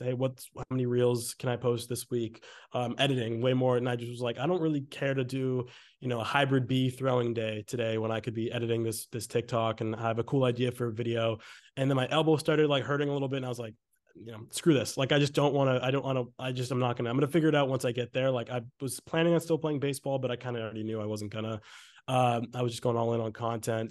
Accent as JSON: {"language": "English", "town": "Exeter", "region": "New Hampshire", "country": "United States", "tie": "born or raised there", "also_born_or_lived": "Maine", "moved": "as an adult", "lives_now": "Los Angeles, United States", "said": "I'm from Exeter, New Hampshire. I went to Exeter High School"}